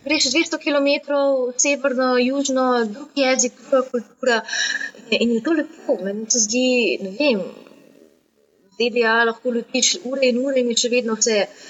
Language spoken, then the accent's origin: Slovenian; Slovenia; Slovenci smo